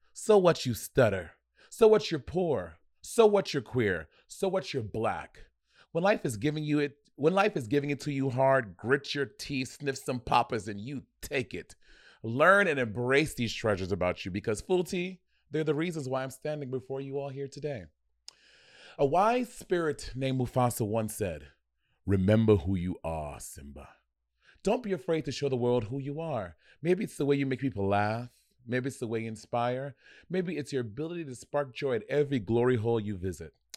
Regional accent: New York, United States; I grew up in New York

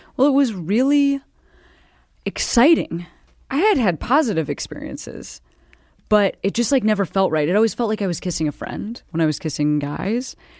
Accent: Midwest, United States; I'm from the Midwest

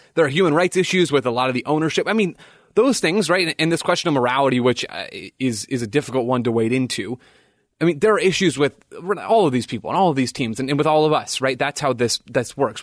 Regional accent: United States

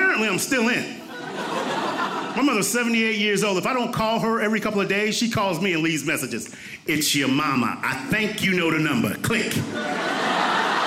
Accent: Compton, California, United States; I grew up in Compton during the rise of the Bloods and the Crips.

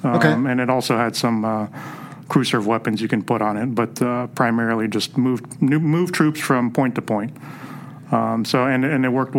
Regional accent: San Francisco Bay Area, California, United States; So I'm born and raised in the San Francisco Bay Area.

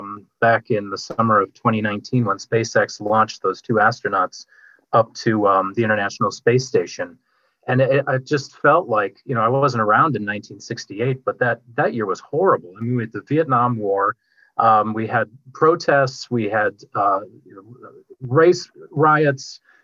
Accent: Minneapolis, Minnesota, United States; I grew up in the Twin Cities

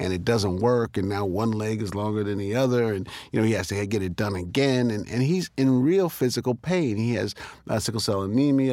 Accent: New York City, New York, United States; I was born here in Harlem

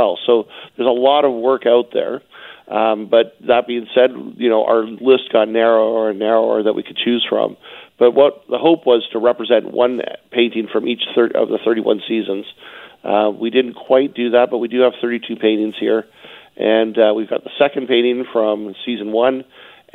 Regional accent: Vancouver, British Columbia, Canada; I grew up in Vancouver myself

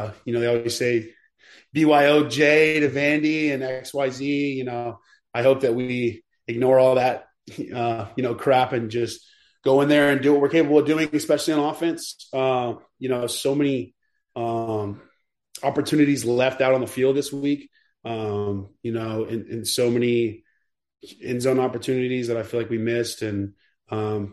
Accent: Texas, United States; moved away; also born or lived in Kentucky; I'm a Texan

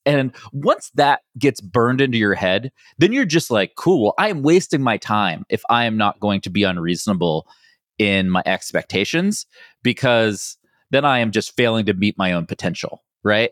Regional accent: West Virginia, United States; moved away; I grew up in West Virginia

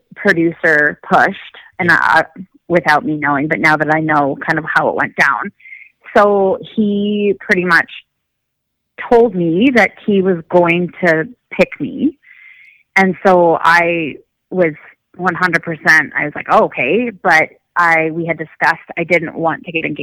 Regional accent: Chicago, Illinois, United States; moved away as an adult; also born or lived in Michigan; now in Canada; We went to Chicago because that's where my family is

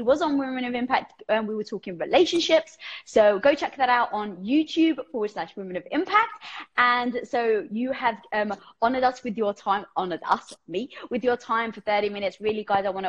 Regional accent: London, United Kingdom; I'm Greek from London

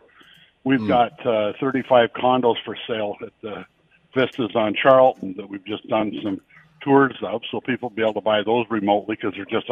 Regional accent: Lynden, Ontario, Canada; I grew up in Linden

